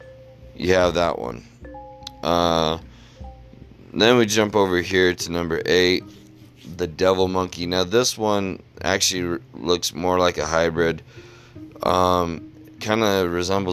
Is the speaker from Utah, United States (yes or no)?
yes; Utah, United States; my hometown of Utah.